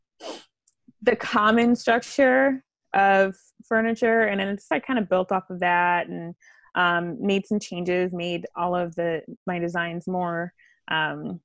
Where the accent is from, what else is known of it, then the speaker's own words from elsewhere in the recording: St. Louis, Missouri, United States; I grew up in the suburbs of St. Louis